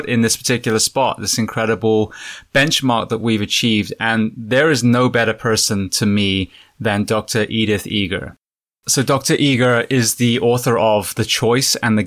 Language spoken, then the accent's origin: English; England, United Kingdom; moved away as an adult; now in United States; I'm originally from England. I moved to America 19 years ago now